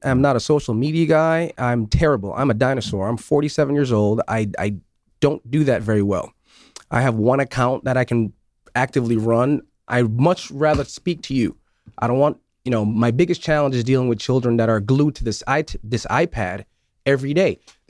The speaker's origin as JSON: {"language": "English", "town": "Syracuse", "region": "New York", "country": "United States", "tie": "born or raised there", "said": "I grew up in Syracuse."}